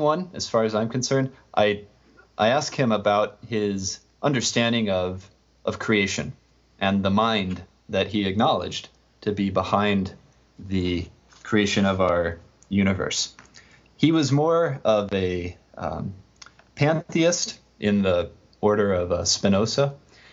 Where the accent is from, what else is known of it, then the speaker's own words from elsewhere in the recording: Nebraska, United States; I grew up in Nebraska